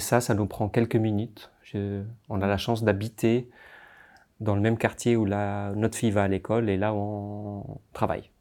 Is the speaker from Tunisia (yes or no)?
yes; Tunisia; now in Geneva, Switzerland; je suis né en Tunisie, j'ai grandi en Tunisie